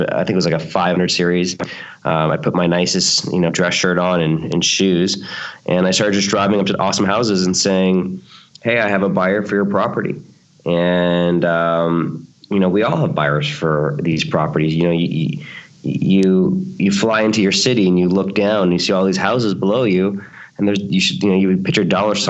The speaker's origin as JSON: {"language": "English", "town": "Toronto", "region": "Ontario", "country": "Canada", "tie": "born or raised there", "moved": "yes", "lives_now": "Los Angeles, United States", "said": "where I grew up in Toronto, Canada, and we moved here in 1995"}